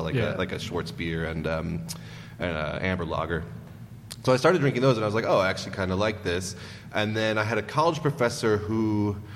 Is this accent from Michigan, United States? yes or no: no; Racine, Wisconsin, United States; moved away; Wisconsin, in a city called Racine, which is south of Milwaukee.